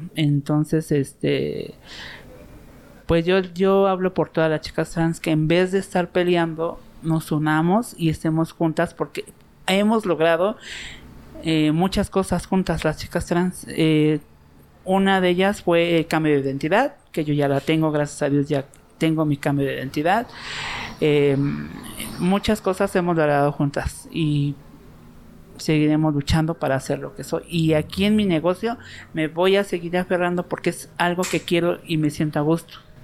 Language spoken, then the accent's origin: Spanish; Mexico City, Mexico; soy nativa de aquí de Culhuacán